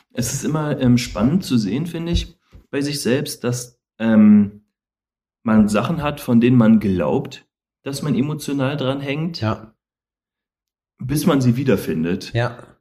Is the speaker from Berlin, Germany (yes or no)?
yes; Berlin, Germany; also born or lived in Koblenz; komme aus Koblenz, gebürtig, bin ja mit drei Jahren nach Berlin verschleppt worden von meiner Mutter. Und ähm, das war ja dann schon der erste Umzug. Ähm, und dann sind wir nach Steglitz gezogen und von Steglitz sind wir nach Marienfelde gezogen.